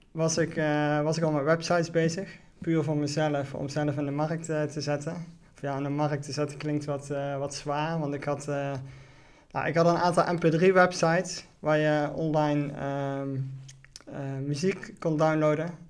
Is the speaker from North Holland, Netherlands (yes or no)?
no; Venray, Limburg, Netherlands; Ik ben, eh, ik ben 38 jaar. Ik eh, ben geboren en opgegroeid in Venray.